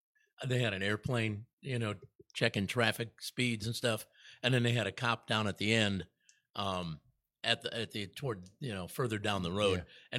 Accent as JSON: {"language": "English", "town": "Chicago", "region": "Illinois", "country": "United States", "said": "I was from Illinois, from Chicago."}